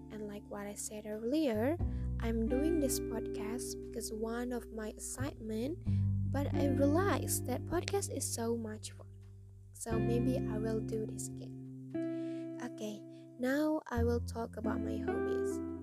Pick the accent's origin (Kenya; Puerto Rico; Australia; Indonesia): Indonesia; Cirebon, West Java; English is a second language; I was born in Cirebon December 23, 2002.